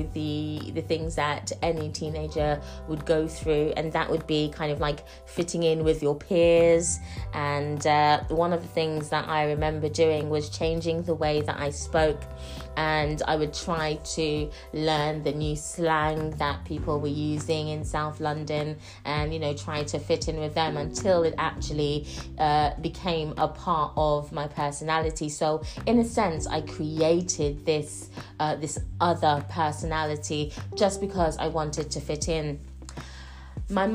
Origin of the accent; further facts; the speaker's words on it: St. Lucia; moved away; also born or lived in United Kingdom; I grew up on the island of St. Lucia. I am Jamaican and St. Lucian and born in the UK.